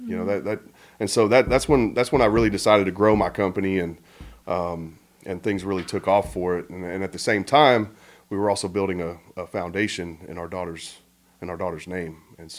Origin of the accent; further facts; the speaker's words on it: Okinawa, Japan; born there; I was born in Okinawa.